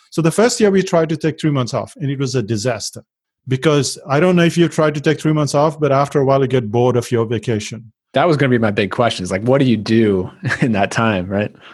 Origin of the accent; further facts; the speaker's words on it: India; now in New Zealand; So the good thing was that we moved from India to New Zealand. And in India, we were working and then we got to New Zealand and we were working and we thought this has to stop.